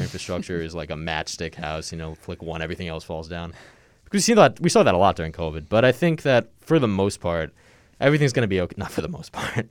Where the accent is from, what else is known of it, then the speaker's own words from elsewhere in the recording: Long Island, New York, United States; I'm from Long Island